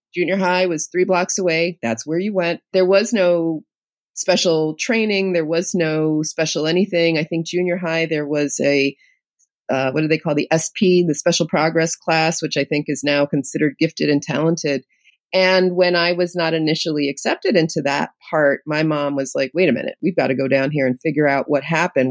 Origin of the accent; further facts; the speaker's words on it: New York City, New York, United States; also born or lived in Queens, New York; I'm a native New Yorker. I grew up in the Lower East Side of New York City, of Manhattan in public housing